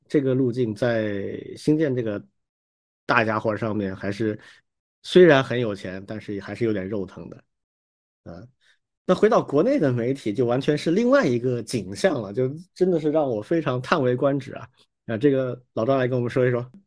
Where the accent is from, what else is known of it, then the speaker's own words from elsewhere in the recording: China; 我们中国人